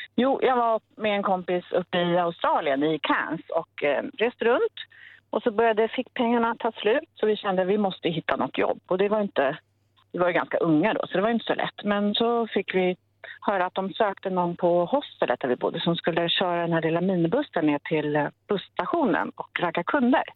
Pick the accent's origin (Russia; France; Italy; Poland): Italy; now in Uddevalla, Sweden; jag är italienare